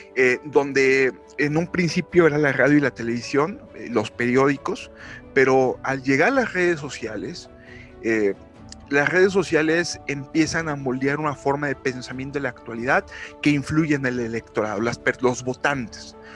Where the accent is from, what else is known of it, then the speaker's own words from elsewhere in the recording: Mexico; en mi país México